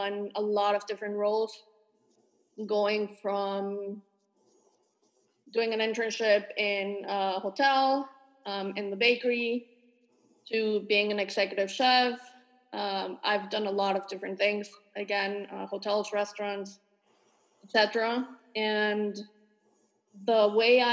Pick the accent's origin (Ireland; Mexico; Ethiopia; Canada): Mexico; also born or lived in San Diego, California / Los Angeles, California / Paris, France; now in United States; I'm originally from Mexico. I've lived in the U.S. about 20 years at this point.